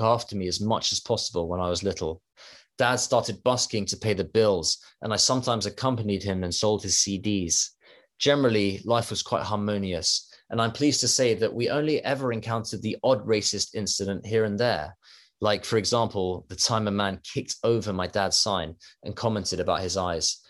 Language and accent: English; United Kingdom; When I was growing up, we often saw Chinese members of the family in the UK